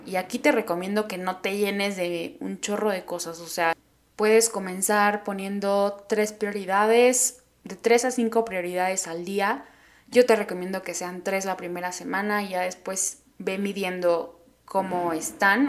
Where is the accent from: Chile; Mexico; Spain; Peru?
Mexico; Oaxaca; moved away as an adult; now in Mexico City, Mexico; soy de Oaxaca, que nací ahí